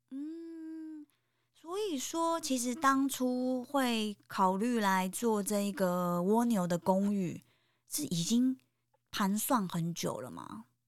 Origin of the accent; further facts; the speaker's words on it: Taipei, Taiwan; moved away as an adult; now in Kinmen, Taiwan; 我就是从小是出生在台北